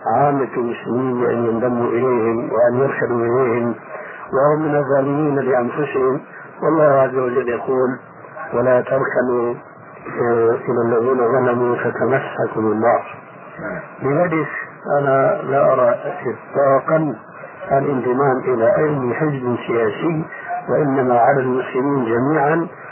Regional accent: Syria; عندنا في سوريا

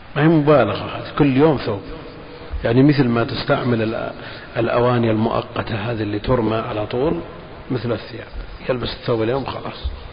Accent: Al-Qassim, Saudi Arabia; عندنا في القصيم

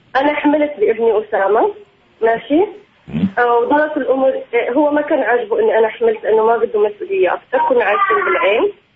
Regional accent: Palestine; also born or lived in Jordan / Al Ain, United Arab Emirates; انا فلسطينيه تزوجت من واحد مصري

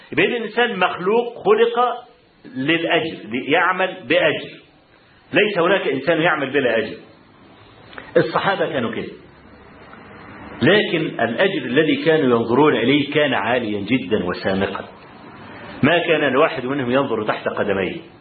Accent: Egypt; أنا من مصر.

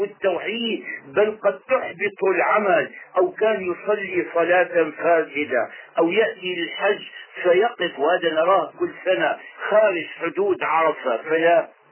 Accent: Syria; عندنا في الشام

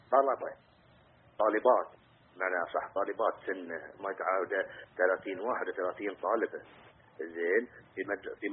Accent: Bahrain; واللي يتحجون عندنا في البحرين انه ما في

